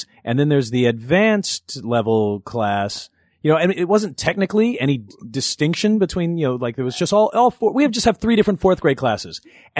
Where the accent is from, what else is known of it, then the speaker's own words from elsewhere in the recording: Los Angeles, California, United States; Inglewood, and then in elementary school moved out to the North Valley.